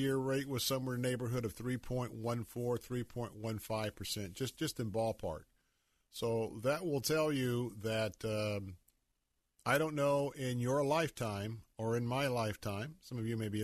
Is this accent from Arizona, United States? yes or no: no; Tampa, Florida, United States; I was born right here in Tampa, Florida. And in the neighborhoods that I grew up, I attended Tampa Bay Elementary School